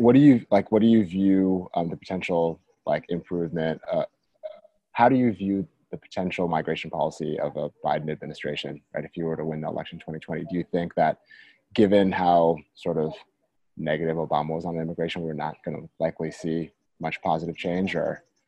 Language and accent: English; Washington, District of Columbia, United States; I'm from Washington